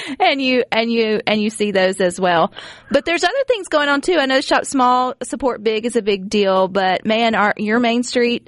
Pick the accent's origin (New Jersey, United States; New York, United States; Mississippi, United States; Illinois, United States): Mississippi, United States; Brandon; my hometown, Brandon